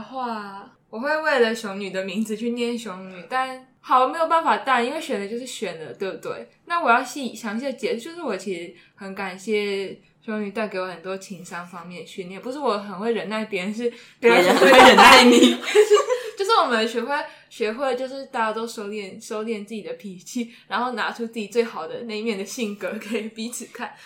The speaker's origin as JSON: {"language": "Chinese", "region": "Kaohsiung", "country": "Taiwan", "said": "因为我在我我是高雄人，里面有看到很多 就是一些阿姨去到那里拍照片。"}